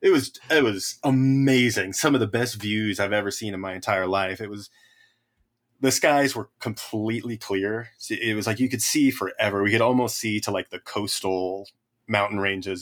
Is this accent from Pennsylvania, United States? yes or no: no; the Sierras, California, United States; I grew up in the Sierras